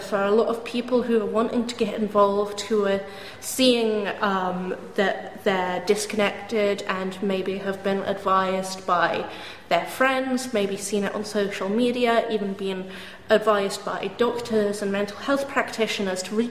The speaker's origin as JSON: {"language": "English", "area": "Dorset coastline", "region": "South West England", "country": "United Kingdom", "tie": "born or raised there", "said": "I grew up on Five Penny Farm down on the Dorset coastline"}